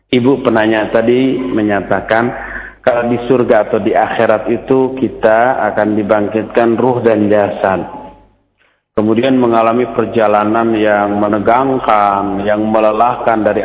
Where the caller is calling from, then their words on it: Bekasi, West Java, Indonesia; dari Bekasi.